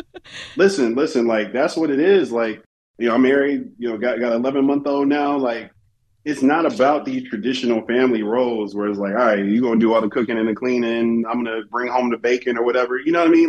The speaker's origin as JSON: {"language": "English", "town": "Chicago", "region": "Illinois", "country": "United States", "tie": "born or raised there", "said": "growing up in Chicago"}